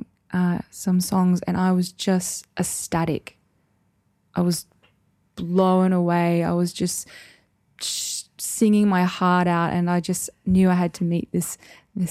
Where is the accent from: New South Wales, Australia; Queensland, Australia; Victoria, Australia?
Queensland, Australia; Townsville; I'm from Townsville.